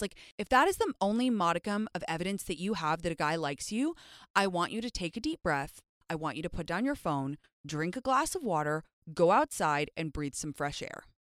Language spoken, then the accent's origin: English; London, United Kingdom; now in Los Angeles, United States; me and my best friend Jyoti, when we were younger and we were growing up in London